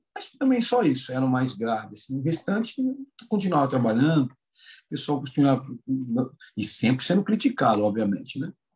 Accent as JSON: {"language": "Portuguese", "town": "Itatiba", "region": "São Paulo", "country": "Brazil", "said": "Eu também sou do interior sou só que não, não tão do, do interior sou aqui de Itatiba, próximo de Campinas."}